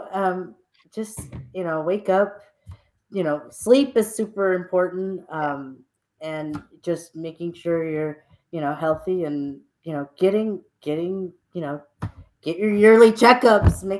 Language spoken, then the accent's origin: English; Texas, United States; I'm from Texas